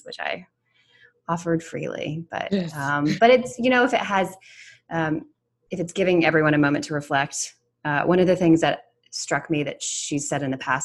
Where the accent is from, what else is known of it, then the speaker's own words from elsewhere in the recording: the South, United States; I'm from the South